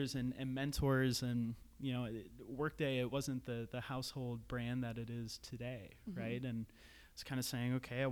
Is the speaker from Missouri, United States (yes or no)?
no; St. Paul, Minnesota, United States; moved away as an adult; also born or lived in Iowa / Salt Lake City, Utah / Seattle; a kid from the Twin Cities, born and raised in St. Paul